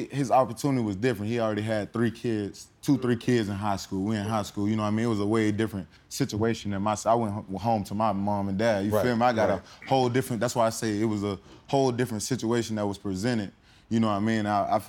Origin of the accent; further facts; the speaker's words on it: Haines City, Florida, United States; Man, so I got to spend Haines City like from all the way up to about fifth grade. It was amazing. Like I said, it was competitive, man. It's like everybody know everybody.